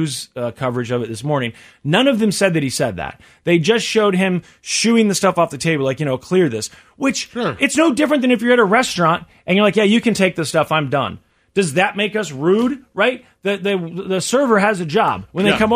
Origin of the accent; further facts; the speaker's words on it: New York City, New York, United States; as a New Yorker